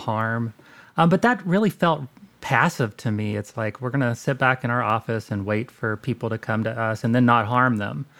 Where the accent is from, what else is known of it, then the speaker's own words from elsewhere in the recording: Southern Indiana, United States; born and raised in Southern Indiana.